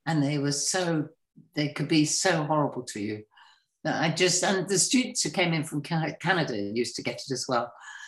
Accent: Gloucestershire, South West England, United Kingdom; also born or lived in Kent; now in Shropshire, United Kingdom; when I grew up, the house I was born in Gloucestershire was built in 1250

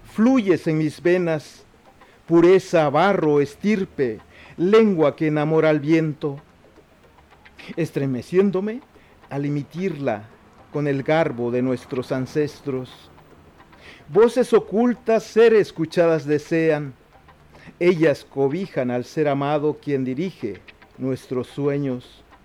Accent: Juchitán, Oaxaca, Mexico; first language Zapotec; Spanish is a second language; el Istmo de Tehuantepec, que es de donde yo soy originario

